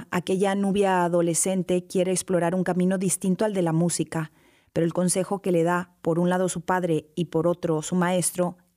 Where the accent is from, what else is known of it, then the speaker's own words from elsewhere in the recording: Hermosillo, Sonora, Mexico; born there; Y yo nací en Hermosillo, pero me siento de Vaca de Huachi.